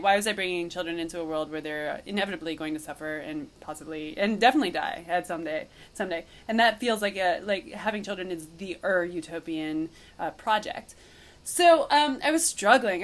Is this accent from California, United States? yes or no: no; Cooperstown, New York, United States; moved away; also born or lived in Madison; I was so homesick for the my hometown, which I'd been away from for years at this point, that um, I just wanted to live in Cooperstown for a little longer